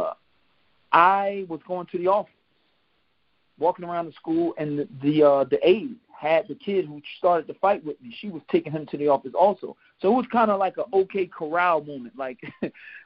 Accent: Philadelphia, Pennsylvania, United States; I was born in North Philadelphia, 25th and Lehigh, you know, one of the rougher areas of Philadelphia. And, you know, I grew up over there with my mom and my father together up until about age eight or nine.

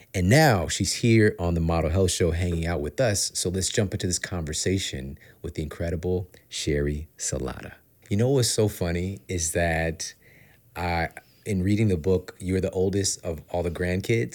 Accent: St. Louis, Missouri, United States; moved away as an adult; now in Los Angeles, United States; I grew up, born and raised in St. Louis

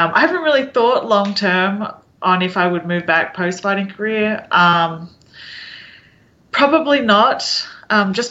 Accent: Australia; now in Kansas City, United States; I'm Australian

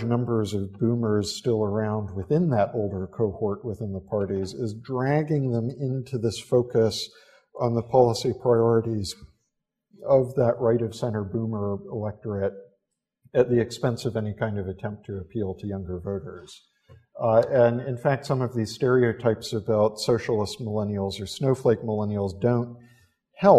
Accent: United States; now in London, United Kingdom; an American living here in London

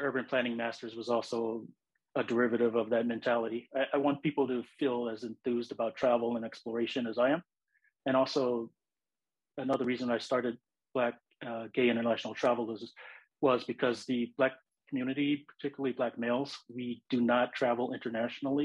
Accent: Los Angeles, California, United States; I was born and raised in Los Angeles. It's my home.

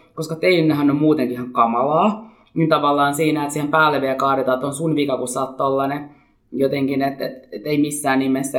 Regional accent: Helsinki, Uusimaa, Finland; mä olen syntyperäinen helsinkiläinen

